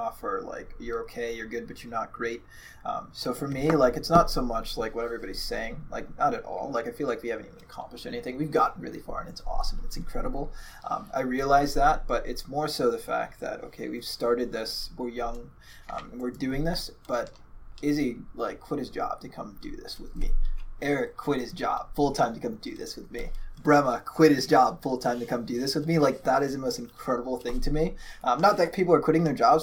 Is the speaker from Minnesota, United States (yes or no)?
yes; Minneapolis, Minnesota, United States; now in Milwaukee, United States; I am from Minneapolis